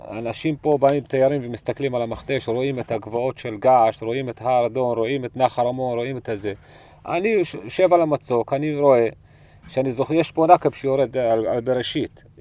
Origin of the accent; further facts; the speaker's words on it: Southern District, Israel; ונולדתי בנחל חווה פה באזור, וגדלתי במכתש, בנחל פארן, בבירות עודד, סבא שלי קבור בבירות עודד